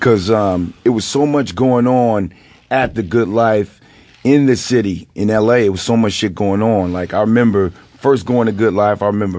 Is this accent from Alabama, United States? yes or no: no; Los Angeles, California, United States; I was actually I'm from, I tell people this, you know, I was actually born in the jungles.